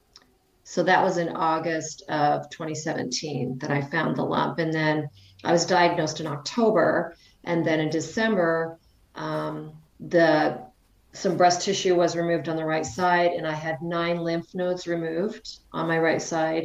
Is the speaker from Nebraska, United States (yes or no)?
no; Idaho, United States; now in North Dakota, United States; I live in North Dakota. I'm originally from Idaho.